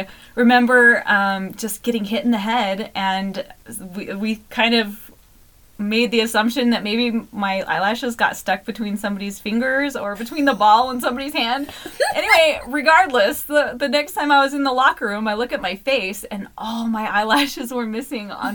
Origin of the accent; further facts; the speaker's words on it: Glenns Ferry, Idaho, United States; also born or lived in Mountain Home, Idaho; now in Mapleton, United States; I'm from Glens Ferry, but that was the closest hospital, so small town stuff.